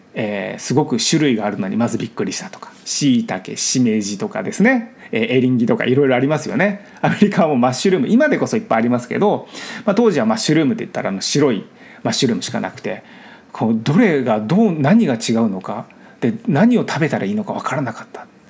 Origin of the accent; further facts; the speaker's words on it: Miyakonojo, Miyazaki, Japan; moved away as an adult; now in Los Angeles, United States; その住んでいた日本の場所が僕の地元なんですね本当に実家に住んでいたんです